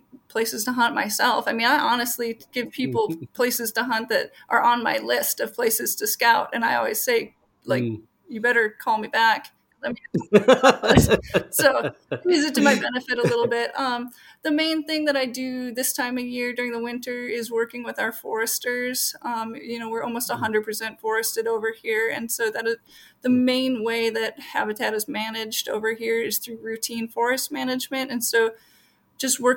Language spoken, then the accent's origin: English; Minneapolis–Saint Paul, Minnesota, United States; Grew up in the metro area in the Twin Cities